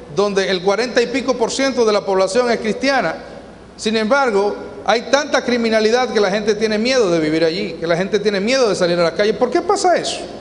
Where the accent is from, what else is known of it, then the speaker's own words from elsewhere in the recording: Sabana de la Mar, Hato Mayor, Dominican Republic; Yo nací en Sabana de la Mar, en una región de pescadores